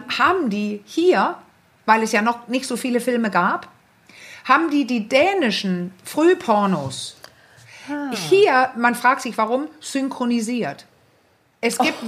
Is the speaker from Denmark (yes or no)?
yes; Denmark; ich bin ja Dänin